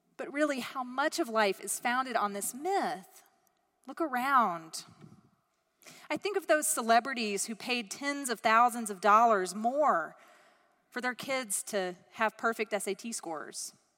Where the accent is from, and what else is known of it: United States